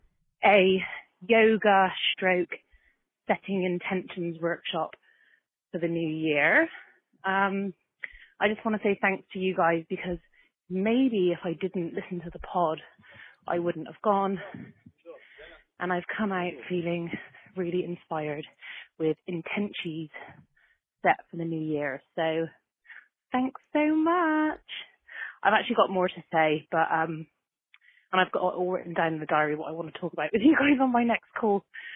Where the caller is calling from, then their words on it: New York, United States; I'm calling from New York.